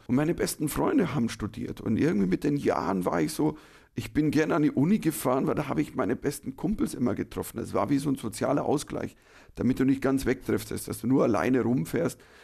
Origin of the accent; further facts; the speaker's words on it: Germany; Ich war der erste Deutsche ever